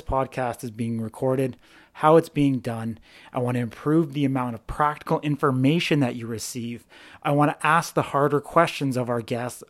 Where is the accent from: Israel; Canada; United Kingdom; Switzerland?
Canada; British Columbia; moved away; back in my hometown